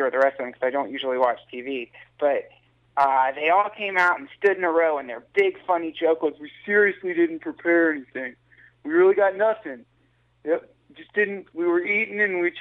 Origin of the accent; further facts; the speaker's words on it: Asheville, North Carolina, United States; moved away; I grew up in a place called Asheville, which is in the mountains.